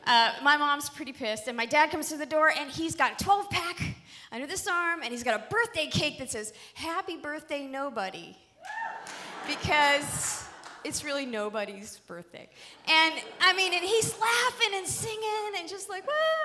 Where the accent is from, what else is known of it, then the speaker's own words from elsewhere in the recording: Pittsburgh, Pennsylvania, United States; we're Irish. We're like Pittsburgh Irish